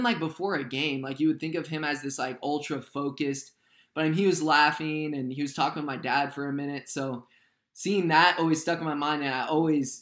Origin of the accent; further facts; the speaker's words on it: Southern California, United States; growing up in Southern California in this area